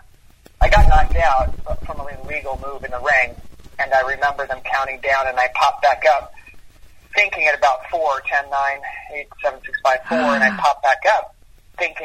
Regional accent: New York, United States; I grew up in New York

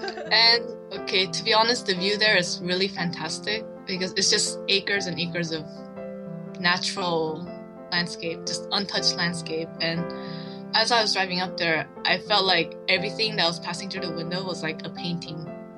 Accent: Southern California, United States; moved away; first having grown up in Korea and then having grown up in SoCal still surrounded by Koreans

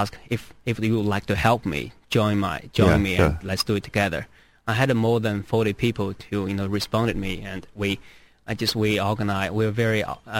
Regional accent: China; moved away; my hometown was not impacted. It's about 800 miles northeast of the epic center.

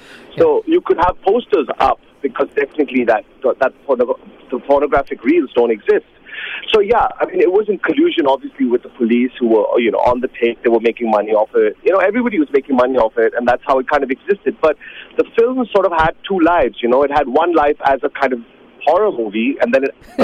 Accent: Mumbai, Maharashtra, India; moved away as an adult; also born or lived in New York, United States; I was born in Mumbai, in Bombay, what was then known as Bombay

